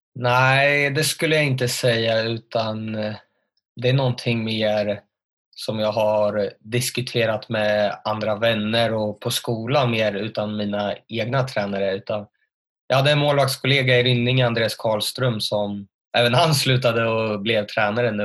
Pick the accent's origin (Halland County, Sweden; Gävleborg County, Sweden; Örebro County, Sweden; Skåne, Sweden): Örebro County, Sweden; Örebro; född och uppvuxen i Örebro